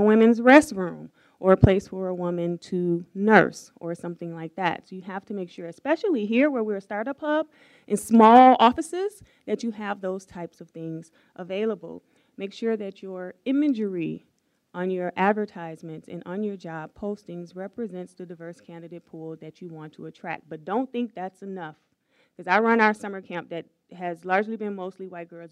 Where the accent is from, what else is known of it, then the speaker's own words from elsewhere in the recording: Chicago, Illinois, United States; moved away as an adult; now in Madison, United States; I'm from Chicago, if I were to move back to Chicago